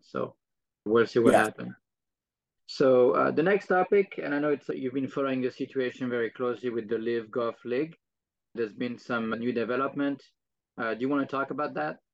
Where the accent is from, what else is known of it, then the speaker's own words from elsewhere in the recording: France; moved away; I'm from France